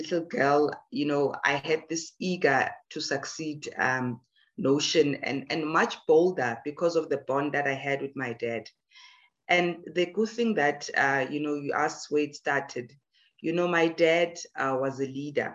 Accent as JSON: {"language": "English", "town": "Emalahleni", "region": "Mpumalanga", "country": "South Africa", "tie": "born or raised there", "said": "I was born in Edenville, Witbank"}